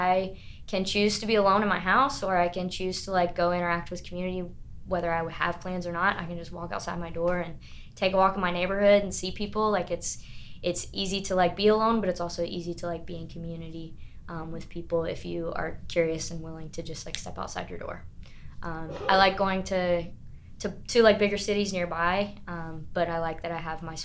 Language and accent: English; Greensboro, North Carolina, United States; moved away as an adult; now in Marion, United States; I grew up in a bigger city. Like I like my city that I grew up in Greensboro